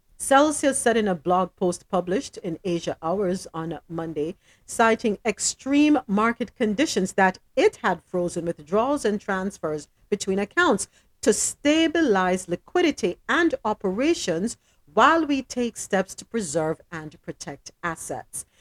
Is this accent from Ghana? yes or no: no; Jamaica; I'm Jamaican